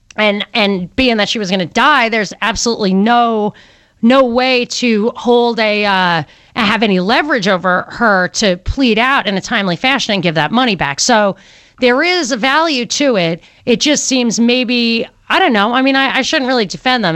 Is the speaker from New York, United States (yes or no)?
yes; New York, United States; I grew up in New York